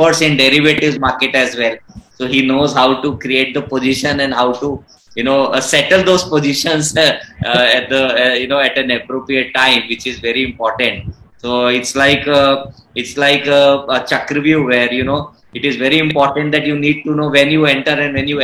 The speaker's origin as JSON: {"language": "English", "town": "Pune", "region": "Maharashtra", "country": "India", "said": "I am from Pune"}